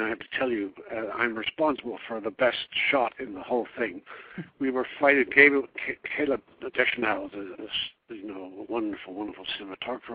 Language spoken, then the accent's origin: English; Devon, West Country, South West England, United Kingdom; moved away as an adult; also born or lived in Oregon / New York; coming from the West Country in Devon, I had R's. So I was able to pass as an American